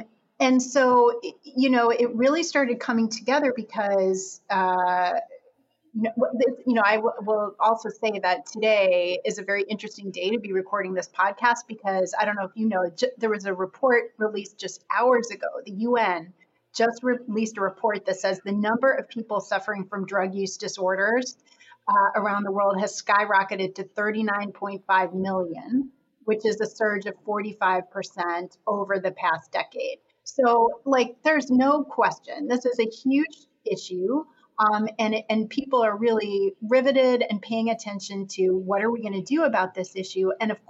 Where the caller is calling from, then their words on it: Boston, Massachusetts, United States; I'm calling in from Boston, Massachusetts, where I am at Boston University today.